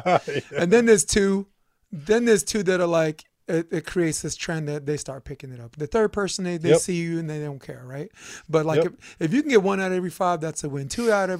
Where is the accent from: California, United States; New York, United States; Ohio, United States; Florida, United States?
New York, United States; I'm a hater from New York, but I believe most people are good.